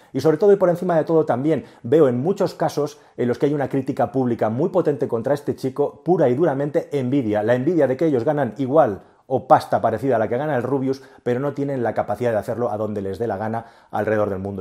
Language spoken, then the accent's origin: Spanish; Spain